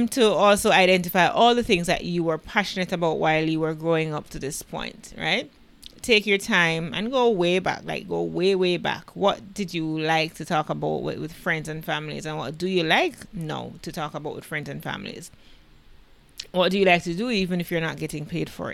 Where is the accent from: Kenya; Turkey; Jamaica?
Jamaica; I am the Jamaican podcast queen